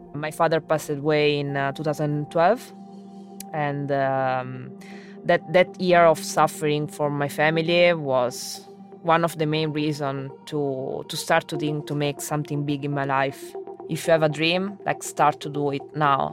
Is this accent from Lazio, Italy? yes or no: yes; Rome, Lazio, Italy; English is a second language; moved away as an adult; also born or lived in Oxford, England; I was born in Rome